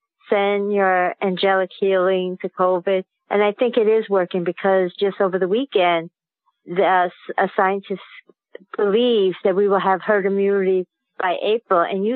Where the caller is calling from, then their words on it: New York, United States; I'm calling from Queens, New York.